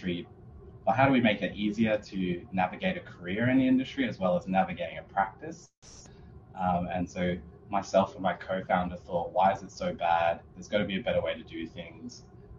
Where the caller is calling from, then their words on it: Perth, Western Australia, Australia; I'm joining everyone from Boorloo, Perth, which is part of the Whadjuk Noongar Boodja.